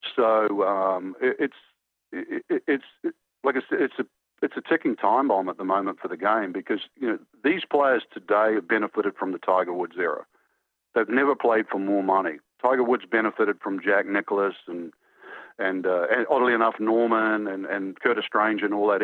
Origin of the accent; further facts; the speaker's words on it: New Zealand; moved away; I grew up in New Zealand